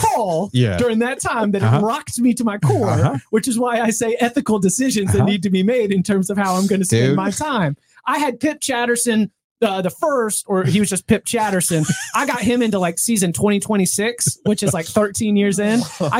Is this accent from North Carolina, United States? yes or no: yes; Raleigh, North Carolina, United States; we grew up in Raleigh, you know, the Triangle